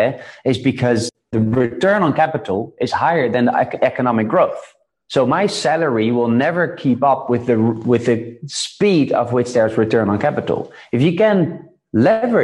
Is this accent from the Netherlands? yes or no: yes; Netherlands; I was born in the Netherlands, born in a good middle class, upper middle